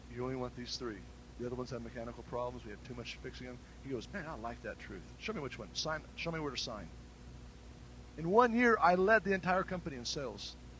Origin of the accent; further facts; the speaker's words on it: United States; I'm an American citizen